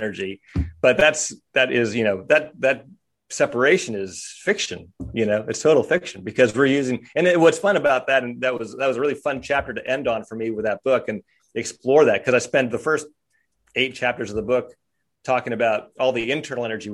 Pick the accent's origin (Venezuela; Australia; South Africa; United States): United States; Kersey, Pennsylvania; moved away; also born or lived in St. Marys, Pennsylvania; I grew up in Kersey